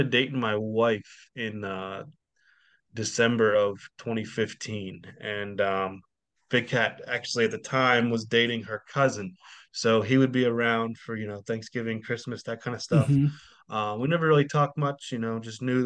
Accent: Sharon, Pennsylvania, United States; also born or lived in West Virginia; I grew up in Sharon.

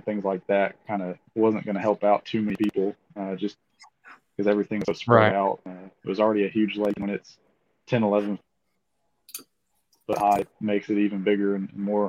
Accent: Conroe, Texas, United States; I'm from Conroe, Texas.

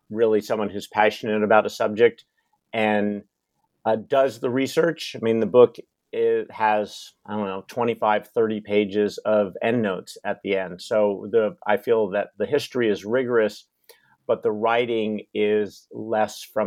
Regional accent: Seattle, Washington, United States; also born or lived in Utah / Colorado; I grew up in Seattle, where I am based right now, and have lived here for most of my life, spent a little bit of time in Utah

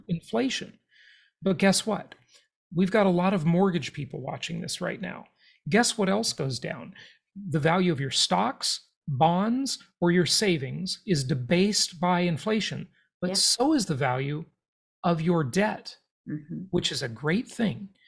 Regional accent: Los Angeles, California, United States; where I grew up in Los Angeles, California

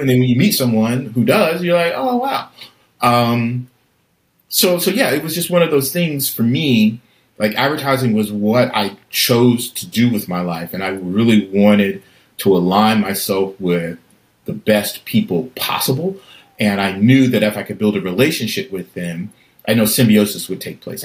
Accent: Atlanta, Georgia, United States; moved away; growing up in College Park um, in Atlanta

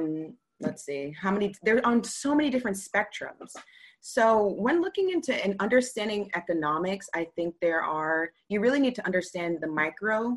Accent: Boston, Massachusetts, United States; I'm from Boston

